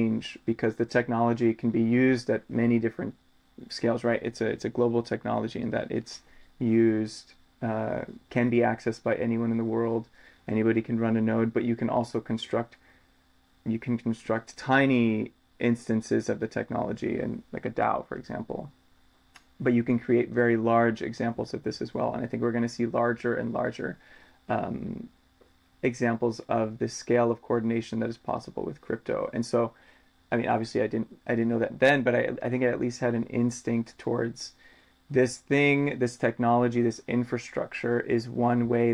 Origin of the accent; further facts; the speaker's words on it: United States; growing up in the United States